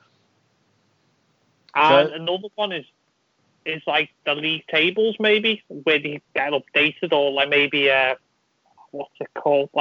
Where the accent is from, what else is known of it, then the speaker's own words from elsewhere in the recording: Liverpool, North West England, United Kingdom; I'm from Liverpool, but I live in the north end of the city.